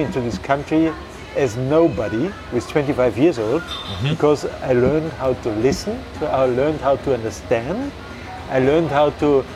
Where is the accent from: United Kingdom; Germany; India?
Germany; Bavaria; Germany, I'm from Bavaria, and my mother, she's from Prussia.